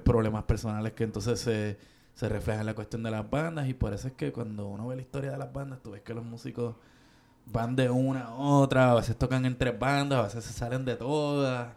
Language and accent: Spanish; Caguas, Puerto Rico; moved away; yo en mi pueblo de Cagua